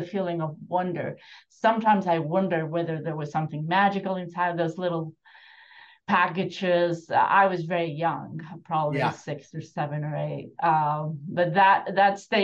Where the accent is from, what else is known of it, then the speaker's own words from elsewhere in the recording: Buenos Aires, Argentina; now in United States; I grew up in Argentina, Buenos Aires, in apartment buildings, different ones